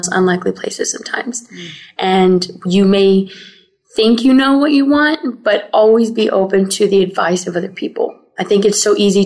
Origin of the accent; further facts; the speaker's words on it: Dallas, Texas, United States; I'm from Dallas, Texas, but my family are immigrants from Mexico and Colombia.